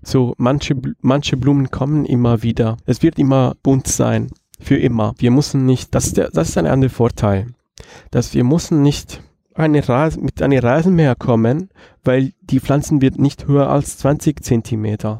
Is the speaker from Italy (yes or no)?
yes; Rome, Lazio, Italy; German is a second language; moved away as an adult; now in Halle, Germany; Ich komme aus Rom